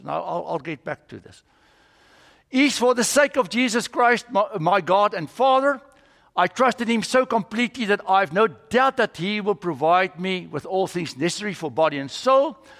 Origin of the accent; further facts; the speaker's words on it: South Africa; moved away as an adult; now in United States; I'm from South Africa